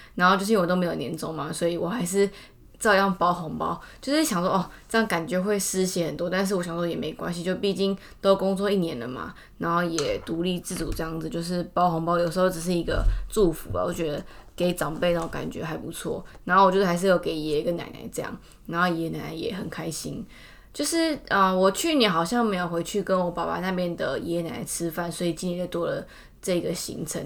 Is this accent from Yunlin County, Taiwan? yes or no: no; Taipei, Taiwan; 我小时候就住在天母嘛，然后那时候我三姑也在那边